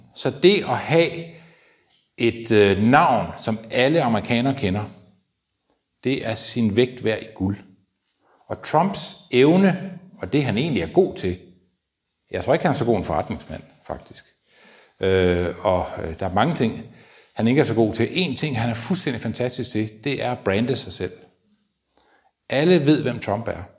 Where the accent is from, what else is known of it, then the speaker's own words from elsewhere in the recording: Denmark; jeg var fra Danmark